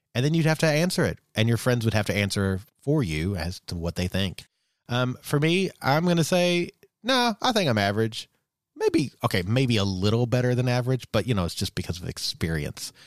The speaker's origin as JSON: {"language": "English", "country": "United States", "tie": "born or raised there", "said": "growing up for you know us in in the early '80s in the U.S"}